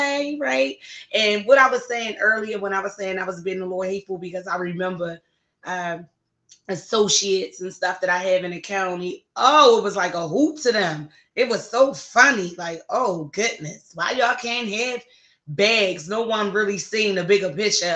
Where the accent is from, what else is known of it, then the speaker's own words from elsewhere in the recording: Baltimore, Maryland, United States; my hometown of Baltimore, Maryland.